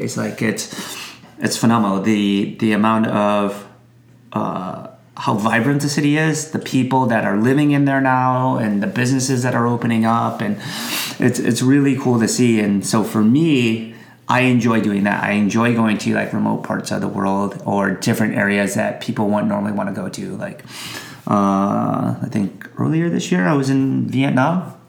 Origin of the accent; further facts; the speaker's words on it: United States; an American citizen traveling to other countries